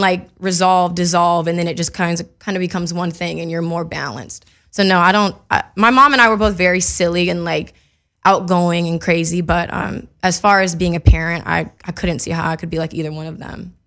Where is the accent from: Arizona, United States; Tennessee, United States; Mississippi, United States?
Mississippi, United States; now in Los Angeles, United States; growing up in Mississippi